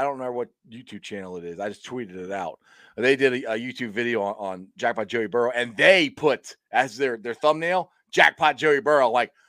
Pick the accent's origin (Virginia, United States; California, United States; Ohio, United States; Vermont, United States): Ohio, United States; Cincinnati; because I'm from Cincinnati